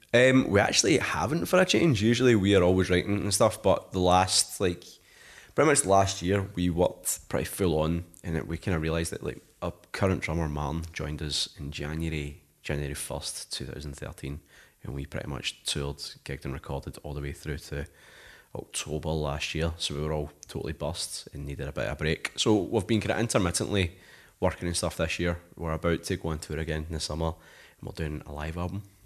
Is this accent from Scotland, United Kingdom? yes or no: yes; Paisley, Scotland, United Kingdom; I come from Paisley, like, really small town